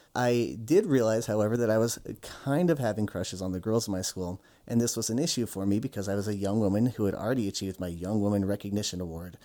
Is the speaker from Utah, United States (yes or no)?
yes; Utah, United States; I grew up in Utah